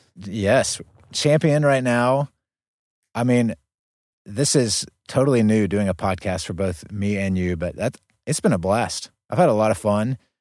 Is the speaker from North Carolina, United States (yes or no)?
yes; Gastonia, North Carolina, United States; moved away; Gaston County, right outside of Charlotte. That's where I grew up